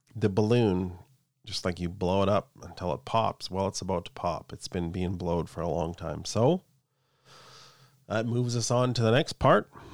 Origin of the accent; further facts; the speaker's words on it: Canada; I'm Canadian